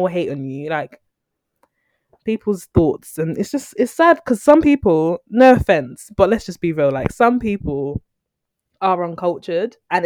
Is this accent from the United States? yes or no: no; Nigeria; me, as a Nigerian